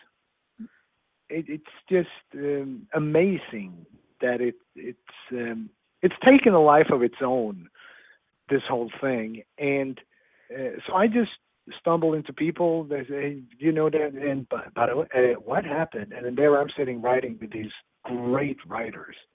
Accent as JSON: {"language": "English", "region": "southern Sweden", "country": "Sweden", "said": "I'm from Sweden"}